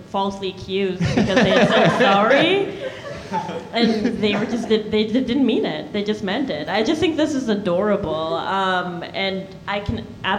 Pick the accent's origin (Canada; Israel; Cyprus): Canada; Manitoba; now in United States; The license plate I grew up with, I'm from Manitoba, the license plate literally from where I'm from say, friendly Manitoba.